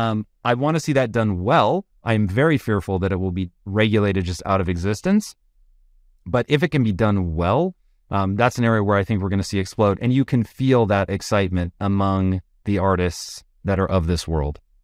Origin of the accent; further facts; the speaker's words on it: Tacoma, Washington, United States; I grew up in Tacoma, Washington